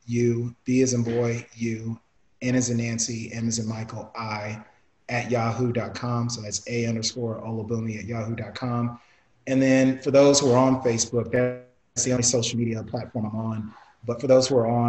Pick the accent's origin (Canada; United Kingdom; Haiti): Canada; Toronto, Ontario; I'm born in Toronto. I was born in Toronto, so fellow T-Dot